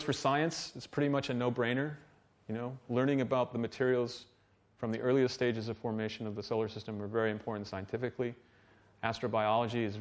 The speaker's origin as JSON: {"language": "English", "country": "Canada", "said": "I'm Canadian"}